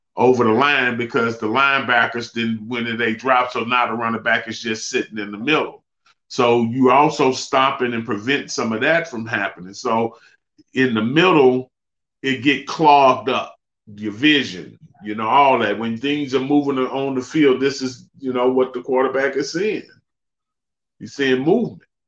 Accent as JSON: {"language": "English", "town": "Beaumont", "region": "Texas", "country": "United States", "tie": "born or raised there", "said": "my hometown of Beaumont"}